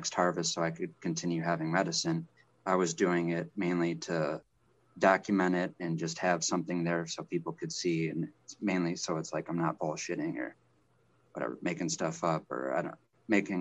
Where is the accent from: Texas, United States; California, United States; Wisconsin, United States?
Wisconsin, United States; I'm from Wisconsin. I'm back in Wisconsin now.